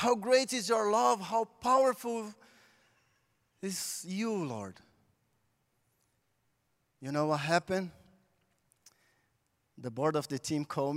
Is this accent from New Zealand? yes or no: no; Brazil; English is a second language; moved away; I'm from Brazil, and I was born in the big favela in Brazil.